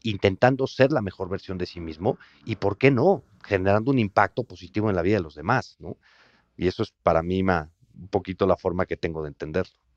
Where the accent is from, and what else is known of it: Mexico